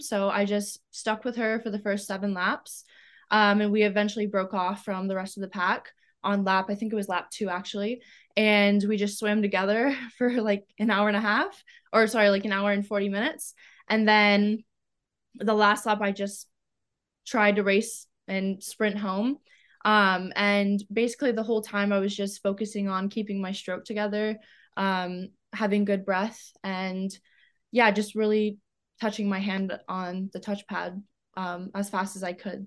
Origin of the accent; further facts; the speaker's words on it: Zachary, Louisiana, United States; also born or lived in Saskatchewan, Canada / Nevada; now in Sarasota, United States; I grew up swimming in Louisiana. Uh, I club swam there, I did summer league, I went to school there, I lived in a small town ca-, called Zachary, Louisiana